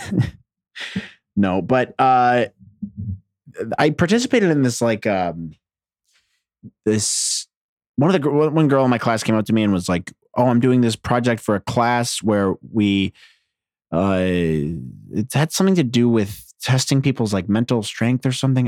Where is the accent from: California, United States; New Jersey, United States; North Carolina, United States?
New Jersey, United States; I'm from Jersey.